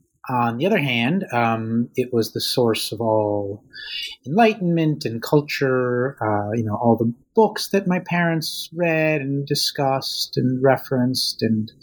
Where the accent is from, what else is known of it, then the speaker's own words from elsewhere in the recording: outside of Boston, Massachusetts, United States; also born or lived in Russia; I was born in Russia in what was then the Soviet Union. And my parents immigrated with me and my older sister in 1981 when I was six. And I grew up outside of Boston